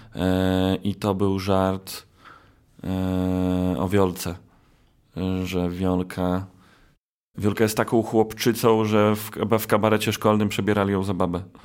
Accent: Białystok, Podlaskie Voivodeship, Poland; u nas w Białymstoku

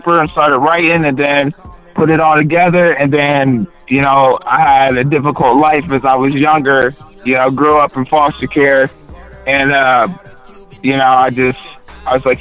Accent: Delaware, Ohio, United States; now in Columbus, United States; originally I was from Delaware, Ohio, and everybody in Delaware knows me.

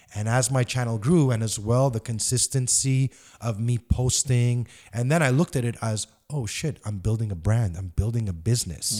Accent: Montreal, Quebec, Canada; I grew up in Park X on Wiseman and Liège and Crémazy

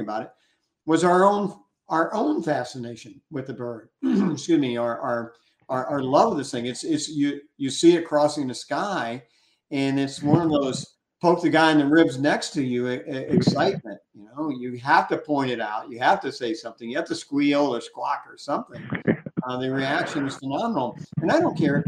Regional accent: Gulf of Mexico, Gulf Coast, United States; I grew up on the Gulf of Mexico

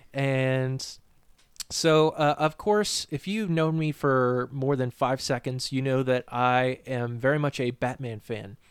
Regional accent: New Hampshire, United States; moved away as an adult; now in Virginia, United States; I'm from New Hampshire, uh, born and raised there

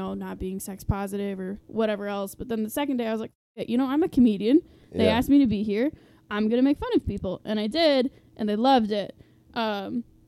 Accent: Ann Arbor, Michigan, United States; I was born in Ann Arbor.

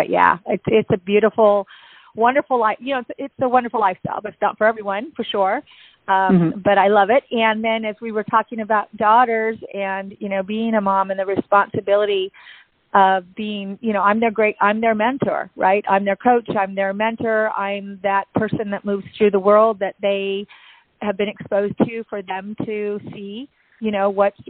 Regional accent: Seattle, Washington, United States; now in Tampa, United States; you'll see that I came from Seattle, Washington to Tampa, Florida.

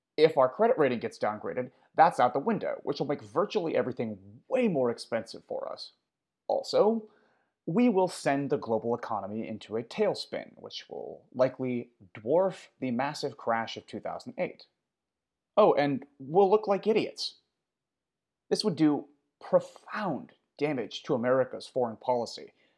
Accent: United States; as an American

